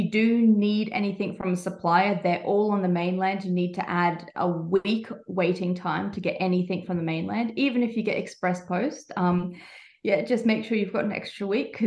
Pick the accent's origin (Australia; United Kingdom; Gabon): Australia; Rockhampton, Queensland; moved away as an adult; also born or lived in Brisbane; now in Tasmania, Australia; I grew up in Rockhampton area